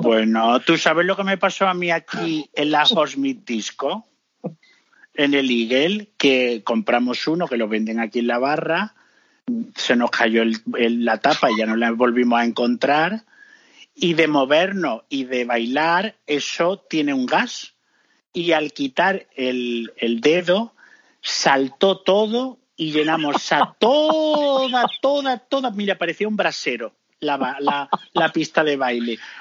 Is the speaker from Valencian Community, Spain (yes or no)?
no; Córdoba, Andalusia, Spain; moved away as an adult; now in London, United Kingdom; en mi Córdoba hay dos